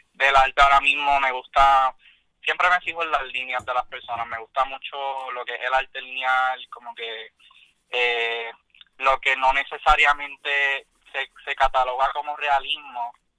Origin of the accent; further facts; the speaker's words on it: Yauco, Puerto Rico; soy de Yauco.